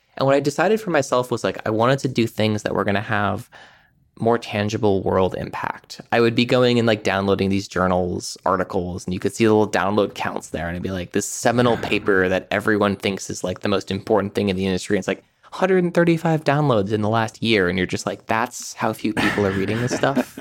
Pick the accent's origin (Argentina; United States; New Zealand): United States; Amherst, Massachusetts; I grew up in Western Massachusetts, um, around Amherst and sort of the towns around there